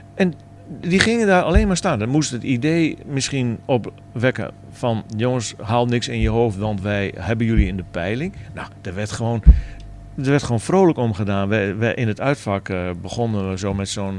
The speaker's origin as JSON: {"language": "Dutch", "region": "Groningen", "country": "Netherlands", "said": "ik als Groninger, Twente supporter"}